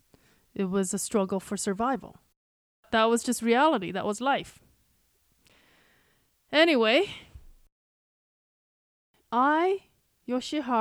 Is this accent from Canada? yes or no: no; South Korea; now in United States; when I was growing up in Korea